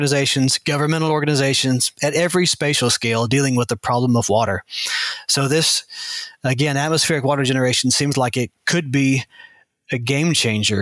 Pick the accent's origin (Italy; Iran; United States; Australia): United States; Arkansas; I grew up in Arkansas